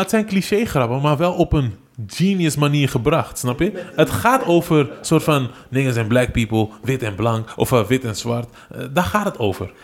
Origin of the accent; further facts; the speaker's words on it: Amsterdam, North Holland, Netherlands; Dus, dus ik ben eigenlijk overal opgegroeid in Amsterdam en West.